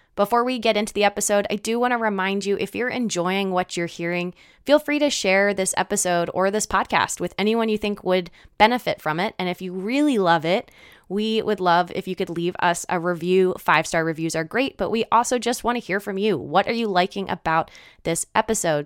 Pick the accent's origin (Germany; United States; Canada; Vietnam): United States; Philadelphia, Pennsylvania; moved away; also born or lived in China; I'm originally from the East Coast. I was bor-, not born, but raised in Philadelphia